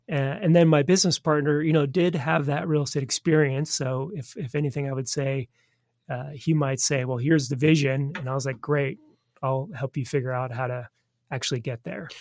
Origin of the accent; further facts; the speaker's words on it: Southern California, United States; moved away as an adult; also born or lived in Washington, D.C.; now in Kansas City, United States; back to Southern California, where I grew up